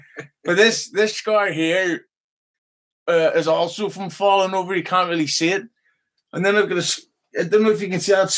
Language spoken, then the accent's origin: English; Belfast, Northern Ireland, United Kingdom